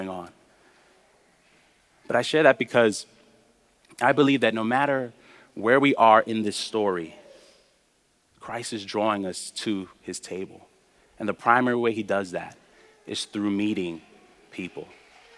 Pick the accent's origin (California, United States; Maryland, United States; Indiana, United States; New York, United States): New York, United States; New York City; I was taught as a young person growing up in New York